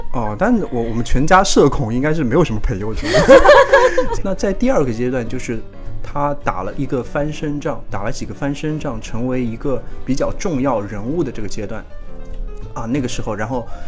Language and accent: Chinese; Shanghai, China; 作为一个上海人，因为我嘛